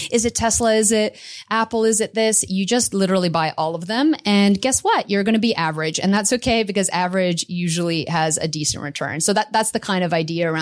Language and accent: English; Canada; now in Australia; I'm Canadian